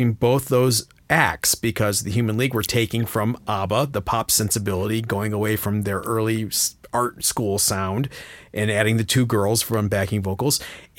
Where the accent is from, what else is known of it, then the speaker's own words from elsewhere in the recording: Ohio, United States; I'm just from Ohio.